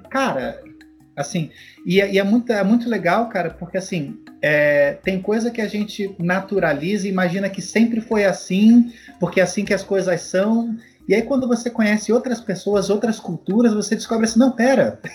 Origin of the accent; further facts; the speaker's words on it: Rio de Janeiro, Brazil; moved away; also born or lived in Curitiba; a Penha, de onde eu sou, no Rio de Janeiro, era o meu mundo, aí depois eu fui morar em Curitiba